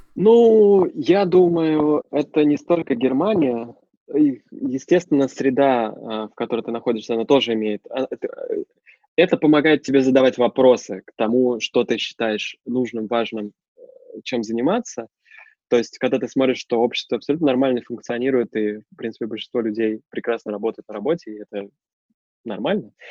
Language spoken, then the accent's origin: Russian; Russia; moved away as an adult; now in Germany; я из России